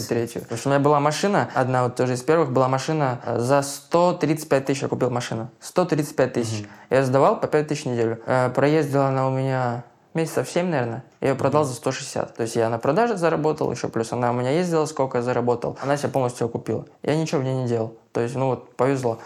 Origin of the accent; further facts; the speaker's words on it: Blagoveshchensk, Amur Oblast, Russia; moved away as an adult; now in Saint Petersburg, Russia; Я из Дальнего Востока, Амурская область, город Благовещенск на границе с Китаем